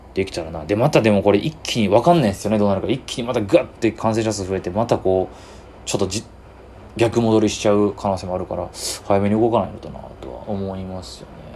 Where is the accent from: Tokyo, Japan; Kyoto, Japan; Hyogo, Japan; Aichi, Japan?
Kyoto, Japan; 京都好きで京都生まれで